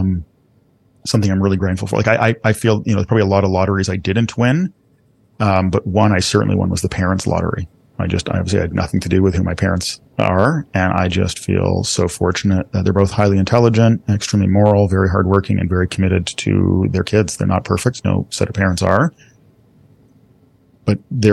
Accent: Toronto, Ontario, Canada; moved away; we grew up in Scarborough

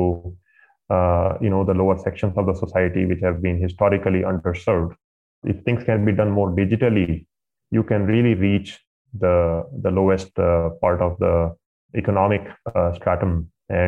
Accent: India; moved away; I grew up in India in a middle-class family

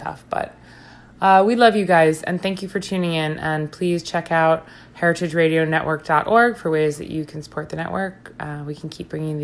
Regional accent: Long Island, New York, United States; also born or lived in Brooklyn; now in New York City, United States; Bobby is a lifelong Long Islander, as am

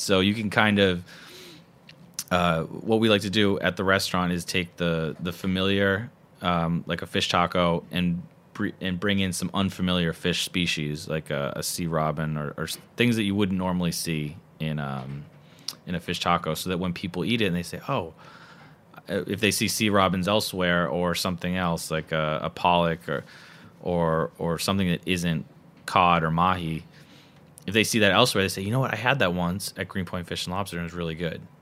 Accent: outside of Boston, Massachusetts, United States; I grew up outside of Boston

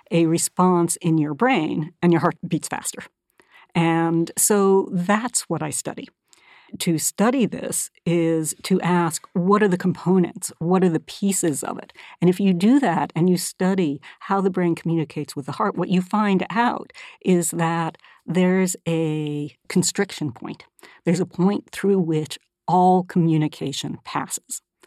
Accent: Northern California, United States; moved away as an adult; also born or lived in Massachusetts; I grew up mostly in California, in Northern California

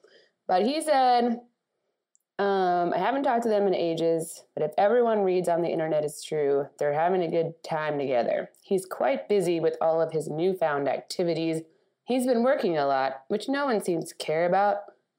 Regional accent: Midwest, United States; as a Midwesterner and someone from the suburbs of Long Island

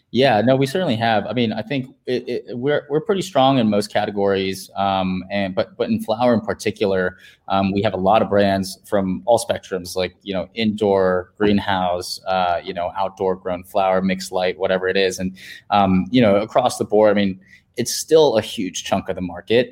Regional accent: Virginia, United States; now in San Francisco, United States; in my home state in Virginia

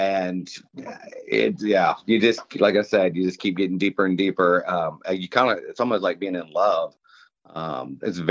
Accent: Savannah, Georgia, United States; I'm from Savannah.

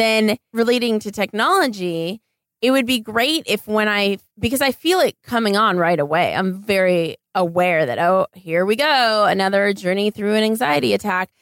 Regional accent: Los Angeles, California, United States; here in my hometown of Los Angeles

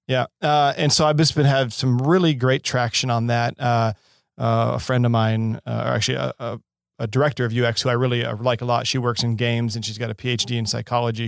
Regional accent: Seattle, Washington, United States; also born or lived in San Diego / Baton Rouge, Louisiana; now in Los Angeles, United States; born and raised in Seattle

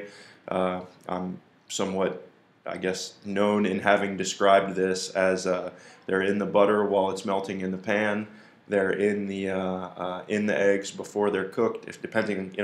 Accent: North Carolina, United States; moved away as an adult; now in Avery Island, United States; I grew up in North Carolina for the most part

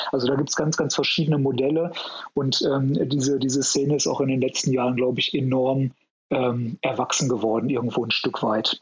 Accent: Ruhr area, North Rhine-Westphalia, Germany; moved away as an adult; now in Munich, Germany; ich komm ursprünglich aus dem Ruhrgebiet

